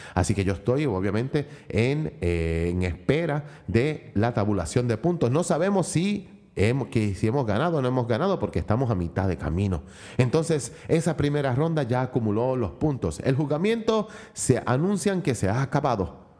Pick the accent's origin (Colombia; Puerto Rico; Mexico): Puerto Rico; por mi país, por mi isla del encanto